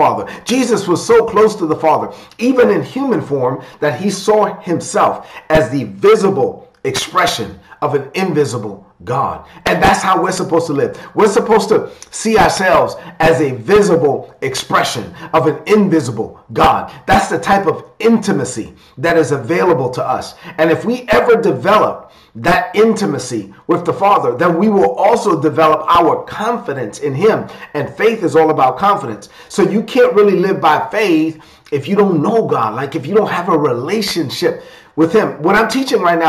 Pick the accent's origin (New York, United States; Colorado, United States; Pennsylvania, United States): New York, United States; New York City; I was raised in East New York, Brooklyn. I'm of Dominican and a child of immigrants from the Dominican Republic. So I'm a Dominican kid from Brooklyn.